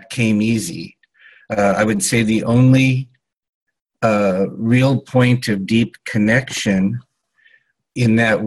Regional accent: Los Angeles, California, United States; I was born in 1956 in Los Angeles, California, to two Western European agnostic intellectuals

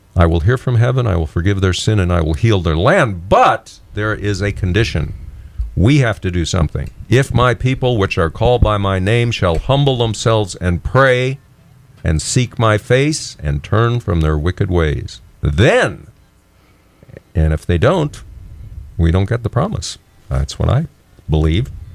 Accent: Texas, United States; I'm a native Texan

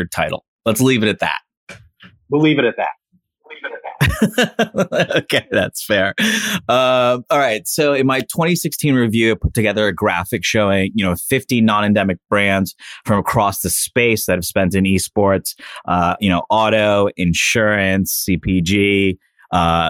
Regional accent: Miami, Florida, United States; I'm from Miami

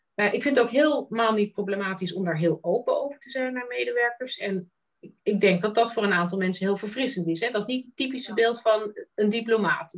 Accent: Netherlands; moved away; die skillset die wij bijna van nature meekrijgen als Nederlander

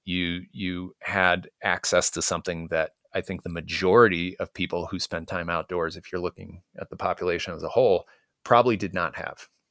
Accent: Chicago, Illinois, United States; I grew up in Chicago

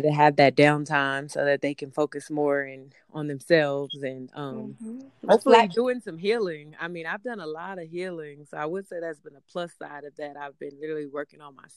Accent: Austin, Texas, United States; I'm from Austin, Texas, and I am working with artists in a publicist capacity out here.

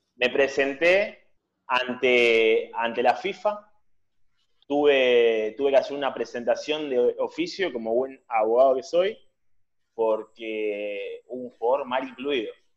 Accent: Buenos Aires, Argentina; del barrio de agronomía

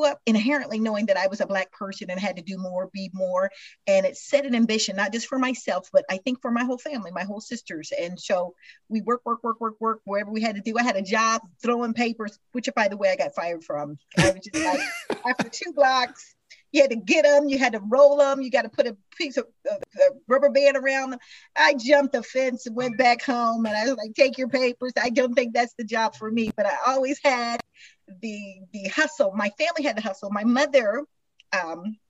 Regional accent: Kansas City, Missouri, United States; I was raised in the Midwest, center of everything, Kansas City, Missouri

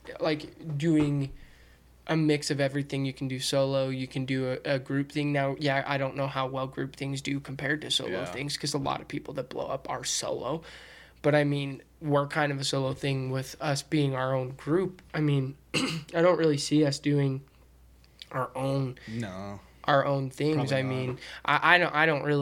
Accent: United States; We're all American

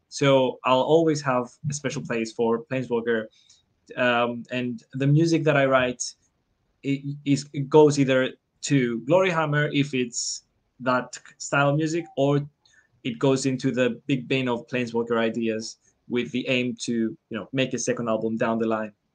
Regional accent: Cyprus; I'm from Cyprus

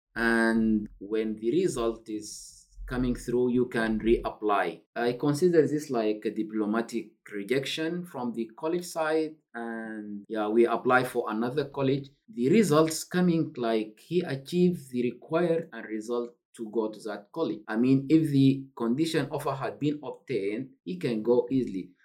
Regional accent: Sudan; now in United Kingdom; I'm a refugee originally from Sudan

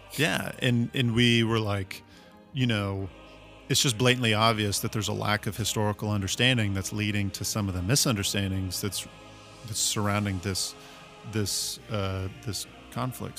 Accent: United States; as an American

